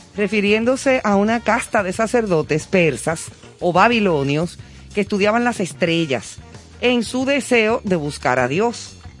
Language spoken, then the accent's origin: Spanish; Dominican Republic; Aquí todavía, todavía en nuestro país, sigue siendo eh, como un toque de queda